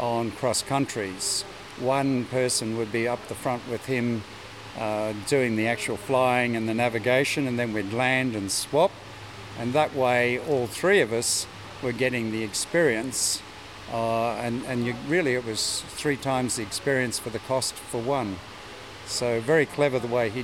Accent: Brisbane, Queensland, Australia; I was born in Brisbane and grew up here. Went to school at Yeronga, then into in high school in Brisbane

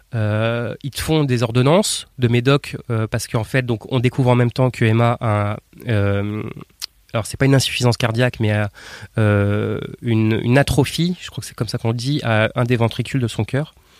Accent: Nantes, Pays de la Loire, France; je viens de France, né à Nantes

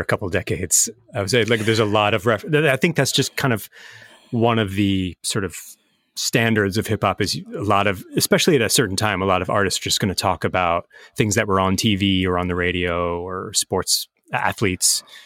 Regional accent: Philadelphia, Pennsylvania, United States; I'm from Philadelphia

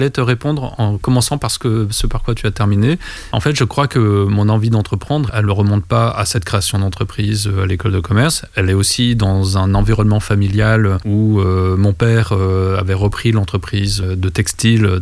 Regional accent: Vietnam; born there; mais moi en fait je suis né au Vietnam, j'ai été adopté par euh, cette famille française.

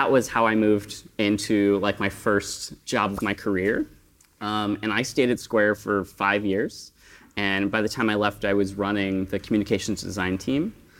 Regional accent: Western New York, United States; moved away as an adult; also born or lived in Netherlands; now in Amsterdam, Netherlands; right now, I'm a freelancer in the Netherlands. Originally, I'm from the United States. I'm from Western New York

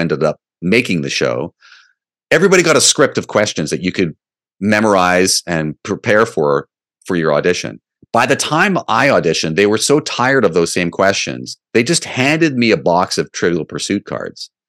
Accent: Canada; as a Canadian comic

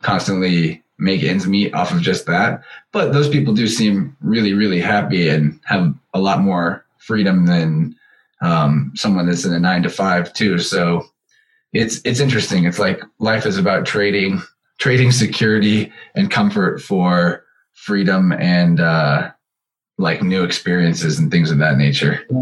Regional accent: Missouri, United States; I'm from right in the middle of the uh, U.S. in Missouri.

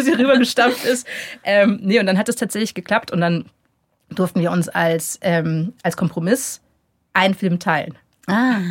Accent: near Augsburg, Bavaria, Germany; ich bin in der Nähe von Augsburg aufgewachsen

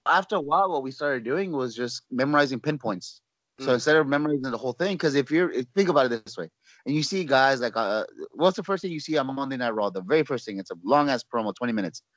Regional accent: Los Angeles, California, United States; also born or lived in Orlando, Florida; now in San Antonio, United States; I'm born and raised in California

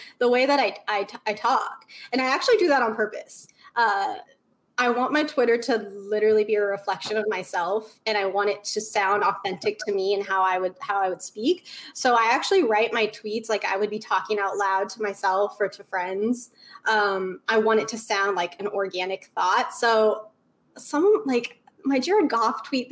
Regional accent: Idaho, United States; also born or lived in New Orleans, Louisiana; So I was born in New Orleans. Born and raised diehard Saints fan, but I grew up in Idaho

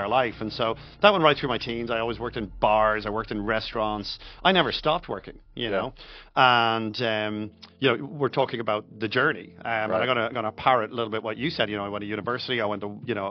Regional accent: Ireland; growing up in Ireland, I wasn't from a poor family.

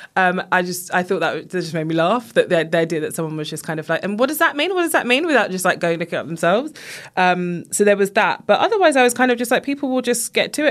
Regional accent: England, United Kingdom; I was born here, my family from Jamaica

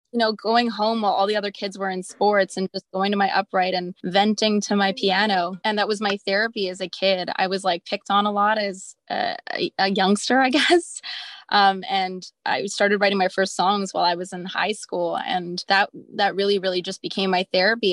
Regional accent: Montreal, Quebec, Canada; I'm from Montreal. I grew up in a really musical household

